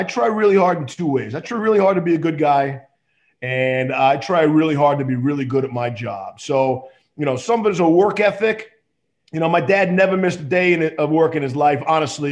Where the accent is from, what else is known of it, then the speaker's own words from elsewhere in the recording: New York City, New York, United States; moved away as an adult; also born or lived in Bristol, Connecticut; I grew up in the New York City, Long Island area, and I was working in Manhattan